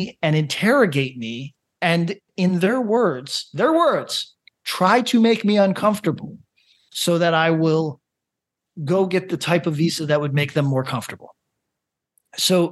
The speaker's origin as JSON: {"language": "English", "region": "upstate New York", "country": "United States", "also_born_or_lived": "Los Angeles", "moved": "yes", "said": "I'm from upstate New York"}